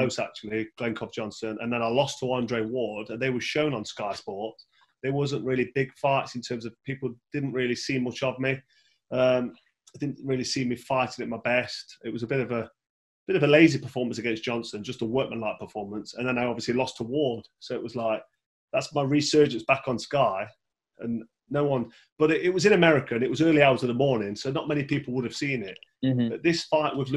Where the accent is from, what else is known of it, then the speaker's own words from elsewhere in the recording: Nottingham, East Midlands, United Kingdom; my hometown in Nottingham